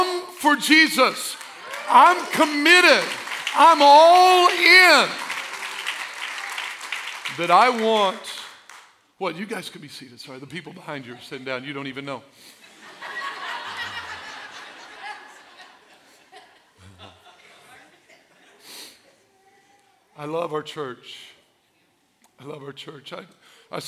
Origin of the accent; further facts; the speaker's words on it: Albion, Illinois, United States; I'm from Albion